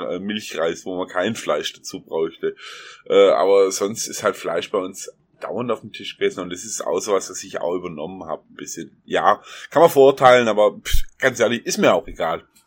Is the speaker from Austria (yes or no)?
no; Baden-Württemberg, Germany; ich komme aus Baden-Württemberg, wie man unschwer am Sch hört